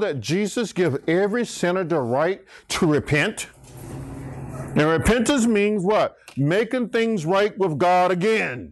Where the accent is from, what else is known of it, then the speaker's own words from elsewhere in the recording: Archer, United States; When I grew up in Archer